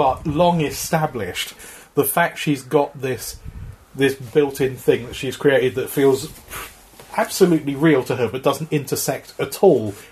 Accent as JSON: {"language": "English", "region": "London", "country": "United Kingdom", "said": "I'm from South London"}